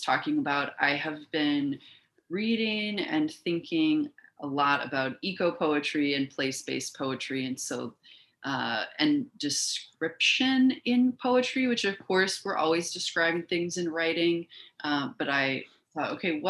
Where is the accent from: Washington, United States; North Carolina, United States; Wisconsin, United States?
Wisconsin, United States; Milwaukee; born or raised there; moved away as an adult; also born or lived in Miami, Florida / Fort Wayne, Indiana; now in Macomb, United States